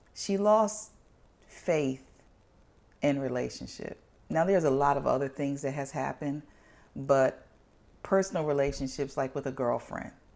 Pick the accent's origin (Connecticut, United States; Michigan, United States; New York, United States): Connecticut, United States; New Haven; I was born in New Haven, Connecticut